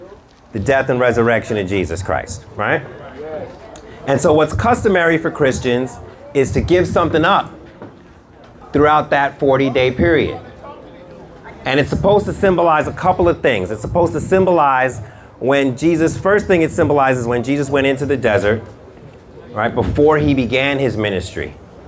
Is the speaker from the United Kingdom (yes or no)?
yes; United Kingdom; I'm British, pinkies up, right?